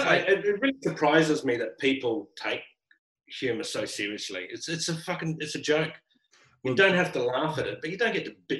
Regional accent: Brisbane, Queensland, Australia; also born or lived in Sydney; now in Melbourne, Australia; Well, I came from Sydney. I started in Brisbane, lived in Sydney, moved down to Melbourne.

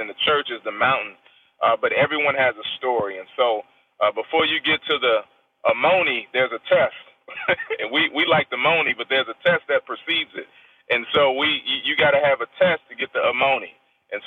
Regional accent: Washington, District of Columbia, United States; also born or lived in Kansas; I'm from Southeast Washington, D.C.

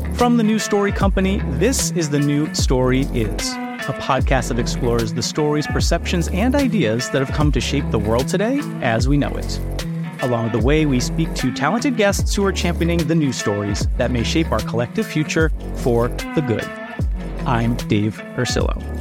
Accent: United States; I'm American and of European ancestry

